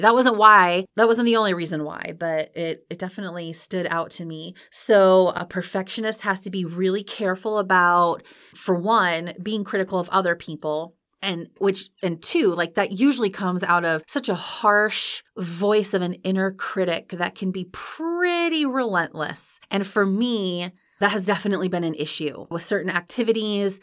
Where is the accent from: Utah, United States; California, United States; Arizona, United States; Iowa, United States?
Iowa, United States; I grew up in Iowa